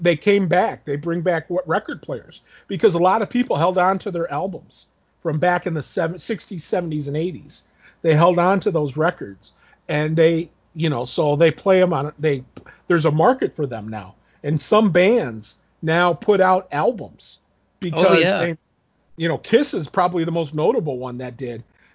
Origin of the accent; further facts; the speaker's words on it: Toledo, Ohio, United States; we grew up in Toledo